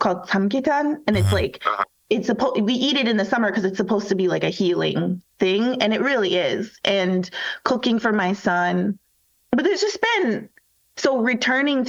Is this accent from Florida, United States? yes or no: no; Minnesota, United States; also born or lived in Korea / Brooklyn Park, Minnesota; now in Chicago, United States; a child growing up in Minnesota